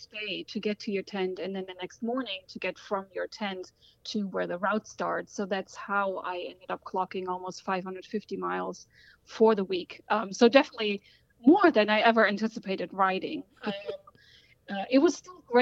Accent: Germany; now in Washington, D.C., United States; I was born in Germany and currently live in Washington, D.C.

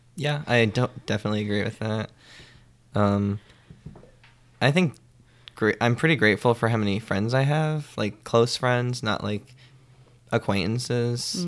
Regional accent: Middletown, New Jersey, United States; moved away as an adult; now in New York, United States; I grew up in Middletown, in New Jersey

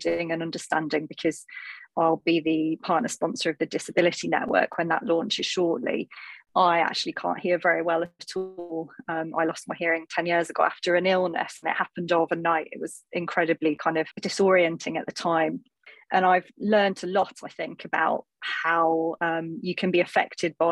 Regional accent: North East England, United Kingdom; as you can probably tell from my accent, I come from the northeast of England comprehensive school

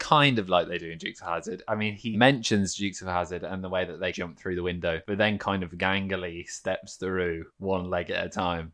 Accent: Midlands, United Kingdom; I am from the Midlands

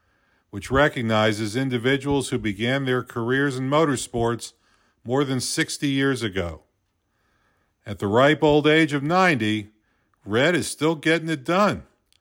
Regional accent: South Florida, United States; born or raised there

